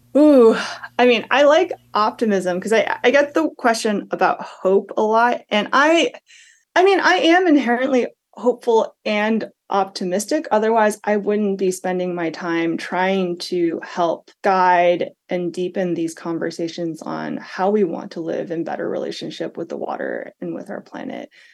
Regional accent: Massachusetts, United States; moved away; I'm from Massachusetts

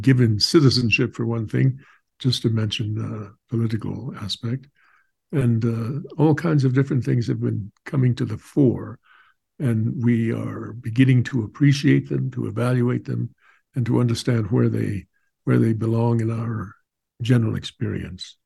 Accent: Southwest, United States; I grew up on Indian reservations in the Southwest

